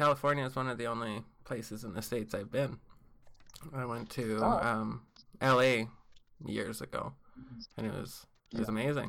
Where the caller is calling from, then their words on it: Saskatchewan, Canada; Saskatchewan, Canada.